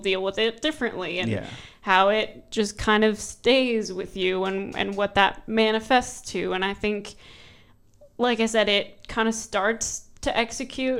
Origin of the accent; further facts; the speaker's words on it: United States; As the American on this panel